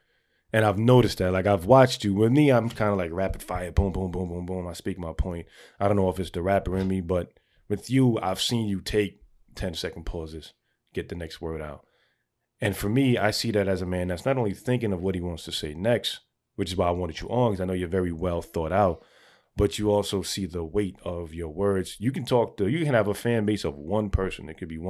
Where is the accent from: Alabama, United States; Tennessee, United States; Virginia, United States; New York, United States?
New York, United States; New York City; I'm from the Bronx.